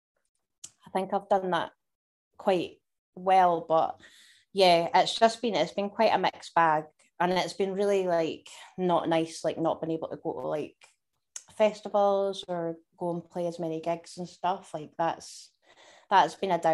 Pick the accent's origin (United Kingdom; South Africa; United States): United Kingdom; Dumfries and Galloway, Scotland; I grew up in a wee place in Dumfries and Galloway, and spent my whole life in Scotland